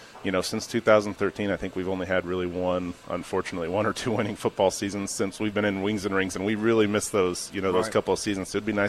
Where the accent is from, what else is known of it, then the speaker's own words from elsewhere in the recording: Lincoln, Nebraska, United States; I'm from Lincoln pretty much my whole